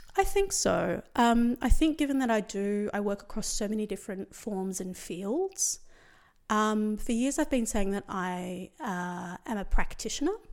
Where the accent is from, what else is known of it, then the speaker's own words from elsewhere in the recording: Sydney, New South Wales, Australia; I grew up in Western Sydney where there was quite a lot of misogyny